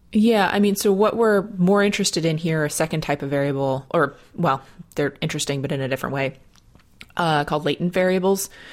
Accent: Dayton, Ohio, United States; my hometown University of Dayton Flyers

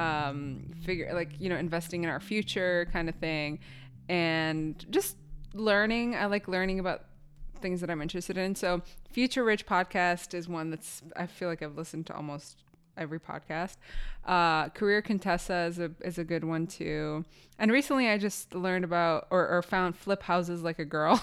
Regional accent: Palestine; I, as a Palestinian person

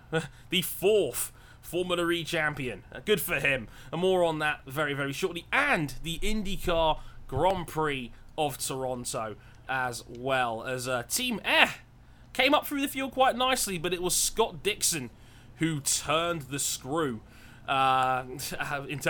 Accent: England, United Kingdom; us English

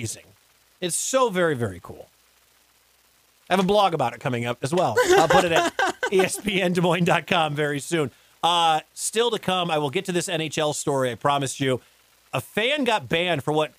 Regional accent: Detroit, Michigan, United States; moved away; I grew up in the Detroit area.

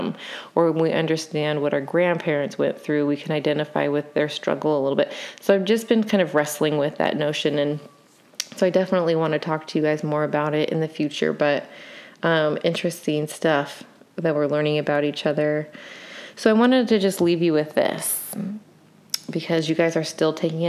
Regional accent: United States; as an American, which we're a mix of like all sorts of stuff.

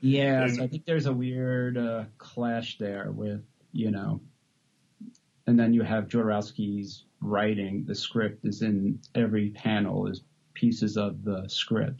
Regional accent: New York, United States; moved away as an adult; now in Los Angeles, United States; I moved out from New York to LA when I was like 18

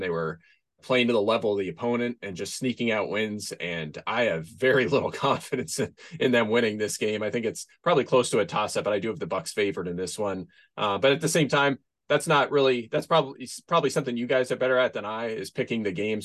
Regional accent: Pennsylvania, United States; moved away; I am from Pennsylvania originally.

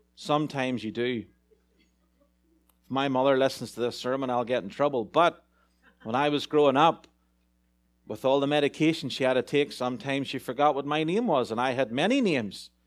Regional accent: Ireland; moved away; As an Irishman in a big town

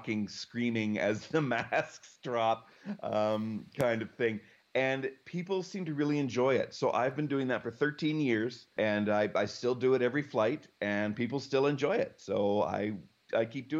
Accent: Calgary, Alberta, Canada; I lived sort of on the edges of my city of Calgary, Alberta

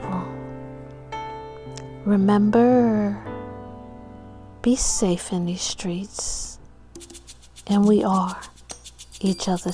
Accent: New York, United States; my hometown, New York, from Harlem and from Strong Island

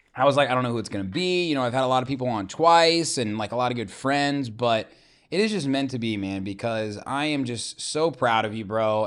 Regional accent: Zionsville, Indiana, United States; Indiana, man, you know, I'm from Zionsville

